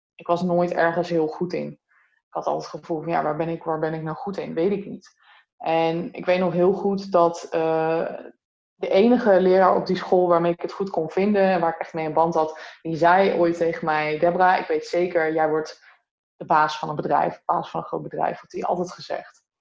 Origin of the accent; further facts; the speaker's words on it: near Utrecht, Netherlands; now in Breda, Netherlands; Ik kom er niet vandaan. Ik kom oorspronkelijk uit Utrecht in de buurt. Oh, dorpje. Stijk